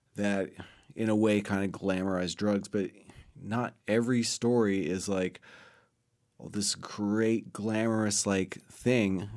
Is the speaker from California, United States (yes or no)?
yes; Los Angeles, California, United States; moved away; growing up in Los Angeles, it's kind of scary at times, especially during the time I was growing up.